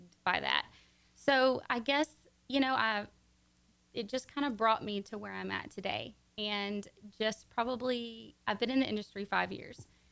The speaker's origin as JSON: {"language": "English", "region": "Texas", "country": "United States", "tie": "born or raised there", "also_born_or_lived": "Louisiana / Montgomery, Texas / Conroe, Texas"}